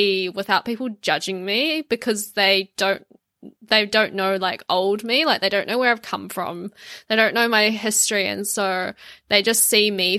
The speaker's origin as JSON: {"language": "English", "country": "New Zealand", "tie": "born or raised there", "also_born_or_lived": "China", "said": "I was born in China, but I left when I was 2 years old. So I grew up in New Zealand"}